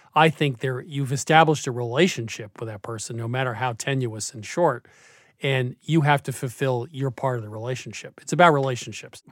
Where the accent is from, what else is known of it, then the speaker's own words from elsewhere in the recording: Vermont, United States; When I grew up in Vermont